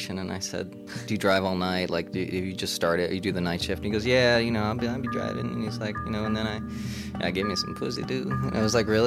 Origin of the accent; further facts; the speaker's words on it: Boston, Massachusetts, United States; I'm from Boston